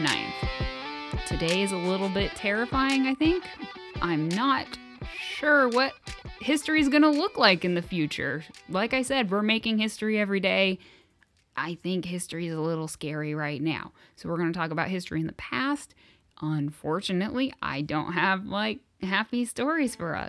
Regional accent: United States; as an American

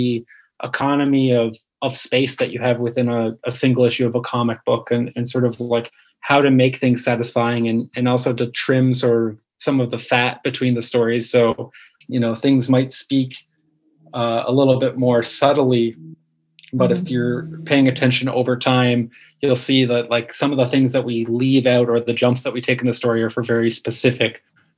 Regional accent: Canada; we're both Canadian.

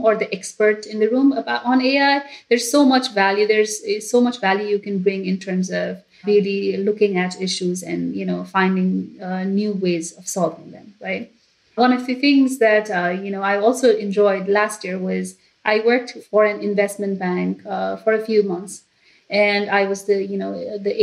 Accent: Nepal; now in United States; I am originally from Nepal

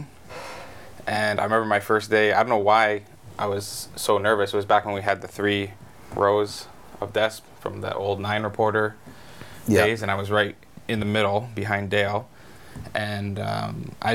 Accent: Kamloops, British Columbia, Canada; also born or lived in Merritt; I love my hometown, and I love news, but I think more than anything, I like reporting on my hometown

